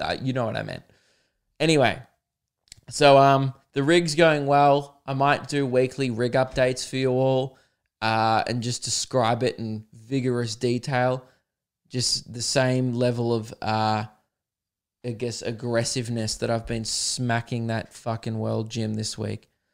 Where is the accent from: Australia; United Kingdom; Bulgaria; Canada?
Australia; Adelaide, South Australia; I was born in Adelaide